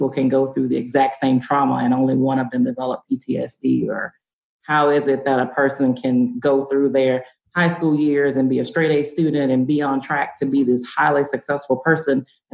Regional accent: Deep South, United States; I grew up in the Deep South, in the urban area

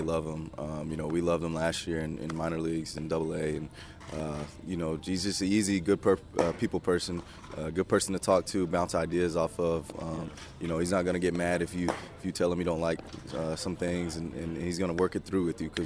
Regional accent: Tullahoma, Tennessee, United States; I'm from Tullahoma, Tennessee

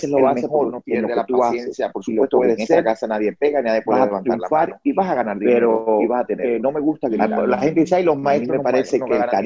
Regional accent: Cuba; moved away as an adult; now in United States; soy cubano

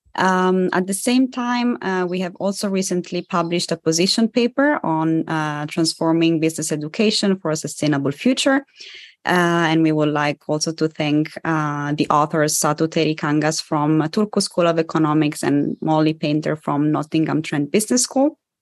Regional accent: Italy; moved away; my parents are Polish, but I was born and raised in Italy.

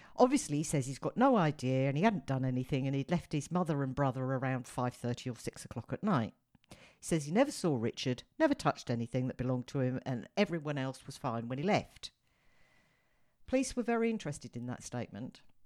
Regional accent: United Kingdom; me being a Brit

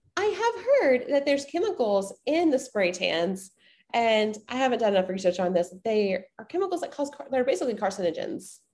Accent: the South, United States; growing up in the South

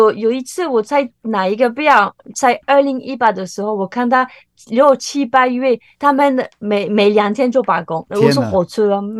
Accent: France; Chinese is a second language; 大部分台湾人不能接受咸的豆子，都是甜，对不对？红豆、绿豆。可是我们法国人，应该土耳其也有。

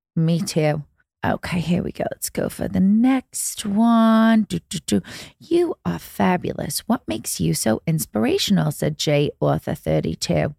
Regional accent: England, United Kingdom; moved away; I grew up in England

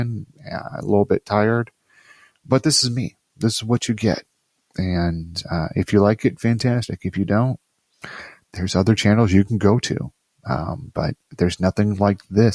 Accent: Midwest, United States; now in Virginia, United States; I'm from the Midwest, so we have a certain way about us that we're shucks.

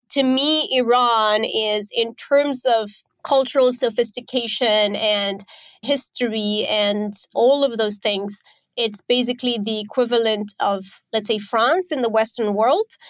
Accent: Romania; moved away as an adult; also born or lived in Azerbaijan; now in Bali, Indonesia; I grew up in Romania

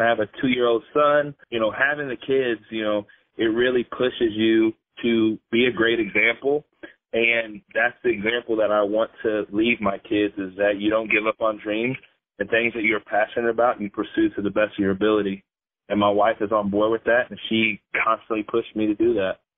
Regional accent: Indiana, United States; I grew up here in Indiana, and I've traveled a little bit, but for the most part, I'm homegrown

